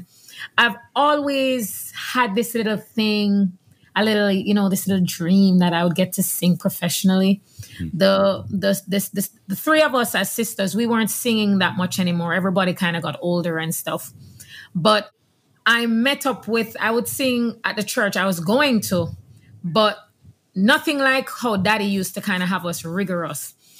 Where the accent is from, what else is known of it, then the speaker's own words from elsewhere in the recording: Jamaica; now in Houston, United States; I'm Jamaican. Yes. I grew up in Jamaica, and we were very churchy family.